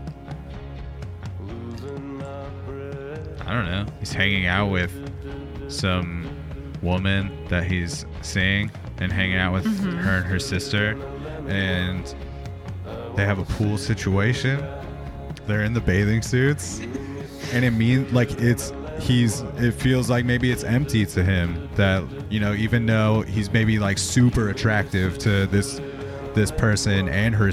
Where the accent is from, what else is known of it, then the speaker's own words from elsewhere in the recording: Corona, California, United States; now in Portland, United States; Corona is my hometown, but that's not my home to me